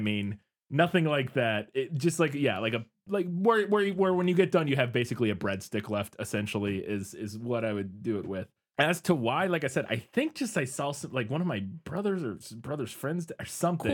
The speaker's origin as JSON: {"language": "English", "region": "Midwest", "country": "United States", "said": "I'm from the Midwest. We eat weird stuff sometimes"}